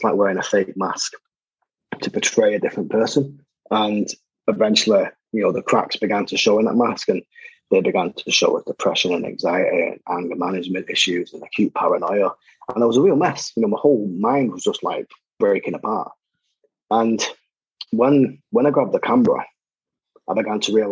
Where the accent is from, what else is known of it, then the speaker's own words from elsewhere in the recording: Salford, North West England, United Kingdom; growing up in Salford